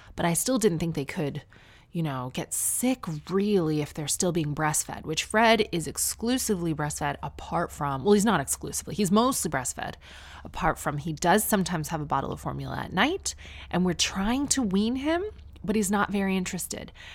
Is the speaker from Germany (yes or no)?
no; near Toronto, Ontario, Canada; moved away as an adult; now in United Kingdom; I'm from near Toronto.